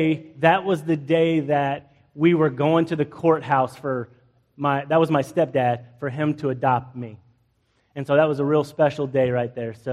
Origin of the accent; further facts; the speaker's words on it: United States; I'm an American through and through